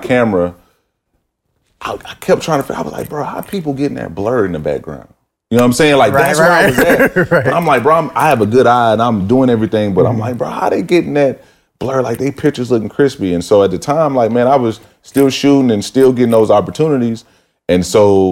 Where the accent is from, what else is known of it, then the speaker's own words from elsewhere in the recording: Mobile, Alabama, United States; moved away; I came from Mobile, Alabama